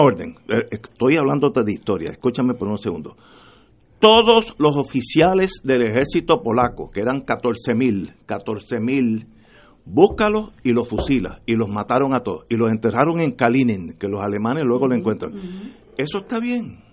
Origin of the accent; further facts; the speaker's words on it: Puerto Rico; somos todos puertorriqueños